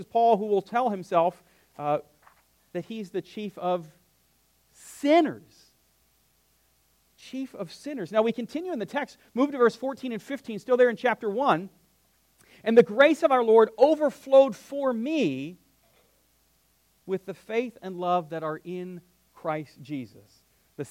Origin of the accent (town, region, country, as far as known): United States; born or raised there